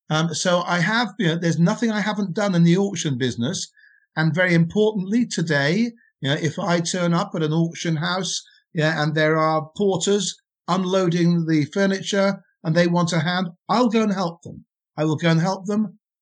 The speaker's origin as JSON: {"language": "English", "region": "Wales", "country": "United Kingdom", "accent": "Welsh", "said": "I'm not English. Funny enough, people think I'm English. I'm not. I'm Welsh. I'm proudly from Wales, and so I have to make that very clear. So I moved from my country, and I had an accent, which was very Welsh."}